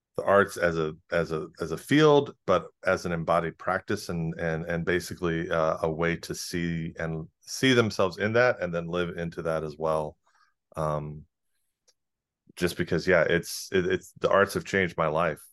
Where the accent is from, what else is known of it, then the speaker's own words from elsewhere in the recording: South Carolina, United States; moved away; the cultural circles that we ran in growing up in South Carolina